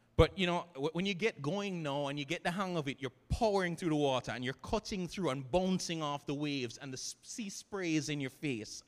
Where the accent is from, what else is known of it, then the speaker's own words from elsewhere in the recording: Jamaica; here in Jamaica, growing up in the Christian student movement